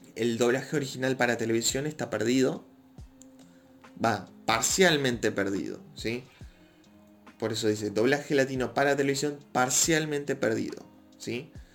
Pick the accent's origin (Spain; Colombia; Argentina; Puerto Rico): Argentina; Yo no vivo en México, soy de Argentina